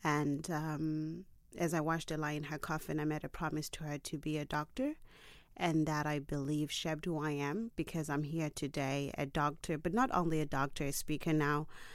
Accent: Zimbabwe; I come from Zimbabwe.

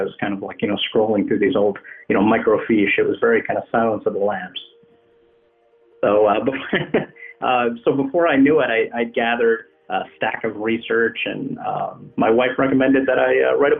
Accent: New Jersey, United States; moved away as an adult; now in Frederick County, Maryland, United States; I grew up in New Jersey, but I've lived in Frederick County, Maryland since 2006. Many people who live here consider it Western Maryland, but that's kind of a geographical misnomer. It's more like Northern Central Maryland.

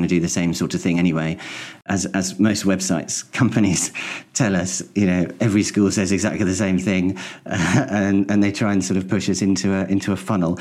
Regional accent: St Albans, East of England, United Kingdom; moved away as an adult; also born or lived in Welwyn Garden City / East Herts; now in East Hertfordshire, United Kingdom; I'm from St Albans. I was born in Welwyn Garden City, which was the nearest hospital. But yeah, I'm from St Albans and my parents are still there.

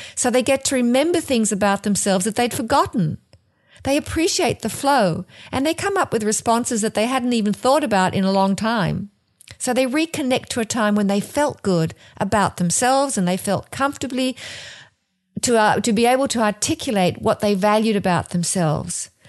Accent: Australia; moved away as an adult; now in New Jersey, United States; I'm from Australia, and I'm living in New Jersey

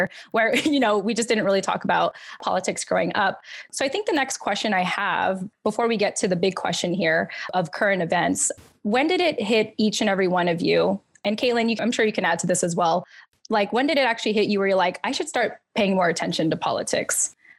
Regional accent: Yokosuka, Kanagawa, Japan; born there; And then I was born in Yokosuka, Japan Naval Base, you know, on American soil and everything.

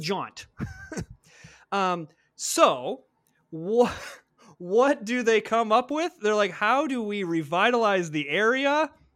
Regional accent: Flint, Michigan, United States; moved away as an adult; I grew up in Flint, Michigan. So I was born and raised there. I spent the first eighteen years of my life there.

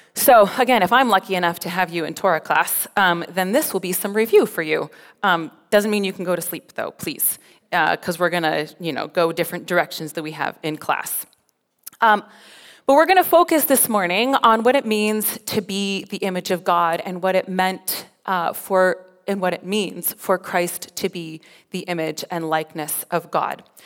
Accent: Colorado, United States; moved away as an adult; also born or lived in Ontario, Canada; now in Alberta, Canada; I'm from Colorado

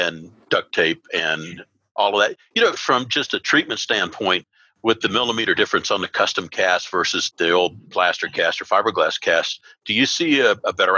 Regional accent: Jacksonville, Florida, United States; moved away; I grew up in Jacksonville for a number of years

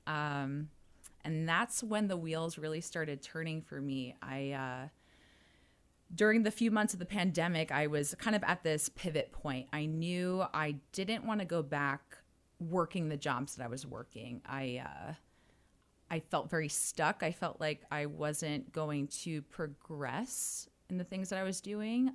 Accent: New Jersey, United States; moved away as an adult; also born or lived in Miami; I was originally from New Jersey, moved to Miami

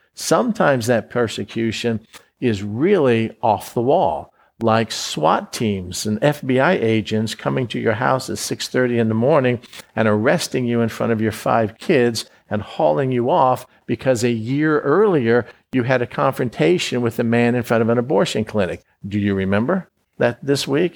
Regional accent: Florida, United States; I was born in Florida. I grew up in Florida

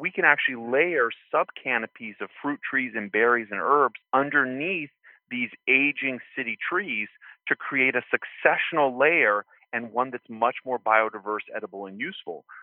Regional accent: Santa Fe, New Mexico, United States; where I grew up in Santa Fe, New Mexico, we had permaculture property

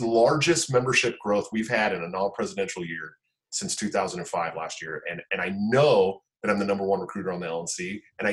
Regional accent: outside of Oakland, California, United States; I grew up outside of Oakland

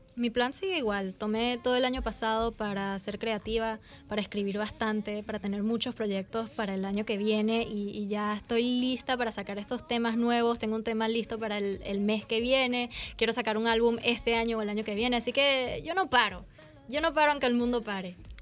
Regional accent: Miami, Florida, United States; accent: Venezuelan; crecí en Miami em, y el acento venezolano no me lo quita nadie.

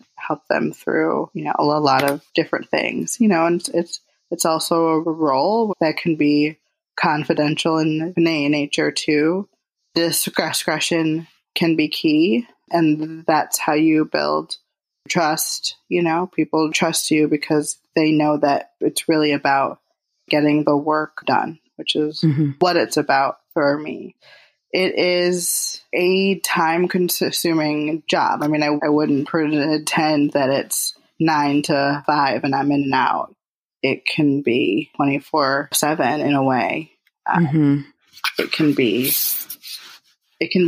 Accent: Detroit, Michigan, United States; moved away; Detroit, which is where I'm from. That's my hometown

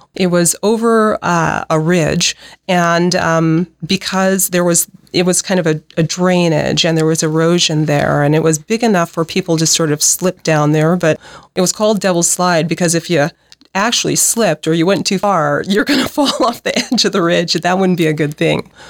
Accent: Nebraska, United States; also born or lived in Pacific Northwest; I'm from Nebraska.

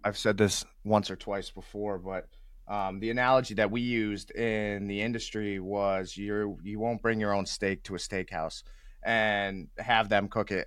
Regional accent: New England, United States; I'm from the New England area

